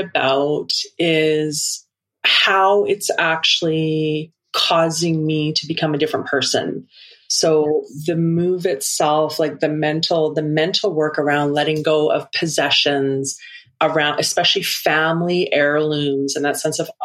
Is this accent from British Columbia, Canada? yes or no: yes; Vancouver Island, British Columbia, Canada; moved away as an adult; now in Alberta, Canada; I grew up on most of my life spent on Vancouver Island. I moved from Vancouver Island to Alberta.